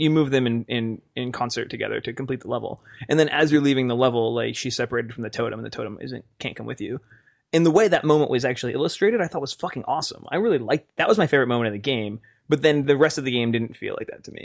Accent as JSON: {"language": "English", "region": "Wyoming", "country": "United States", "tie": "born or raised there", "said": "my hometown of Wyoming."}